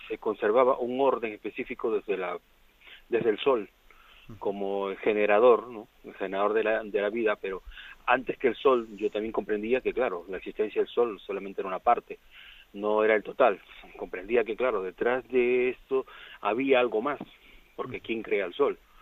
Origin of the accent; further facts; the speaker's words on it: Peru; yo soy de Perú, vengo de una zona de los incas